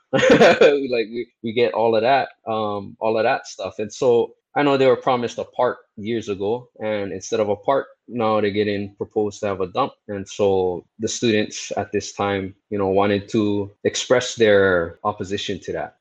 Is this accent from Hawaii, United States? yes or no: yes; Honolulu, Hawaii, United States; now in Waipio, United States; I was born and raised in Kalihi. I spent most of my life in there